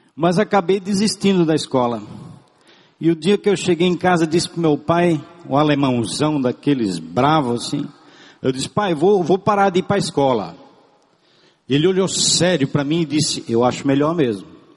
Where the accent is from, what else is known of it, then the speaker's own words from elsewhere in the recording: Brazil; first language German; Portuguese is a second language; eu não sabia falar o português porque nasci numa família de tradição germânica no Brasil, porém em casa falava-se alemão